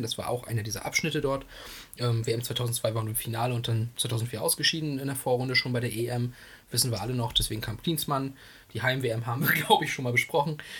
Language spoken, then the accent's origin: German; Greifswald, Mecklenburg-Vorpommern, Germany; hier bei uns in Kreiswald